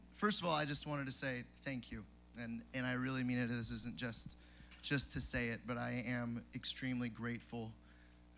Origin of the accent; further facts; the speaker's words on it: San Diego, California, United States; now in Tennessee, United States; I'm originally from San Diego, California